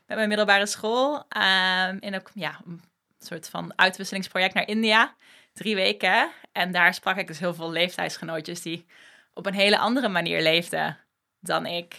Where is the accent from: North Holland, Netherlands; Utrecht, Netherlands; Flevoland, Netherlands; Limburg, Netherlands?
Limburg, Netherlands; moved away as an adult; now in Amsterdam, Netherlands; opgegroeid in Limburg, op mijn 18e naar Amsterdam verhuisd